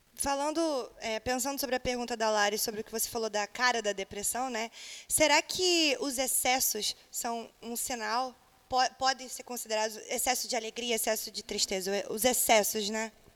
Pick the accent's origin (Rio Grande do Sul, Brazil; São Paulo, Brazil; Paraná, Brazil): Paraná, Brazil; interior of; moved away as an adult; now in Rio de Janeiro, Brazil; sou do interior do Paraná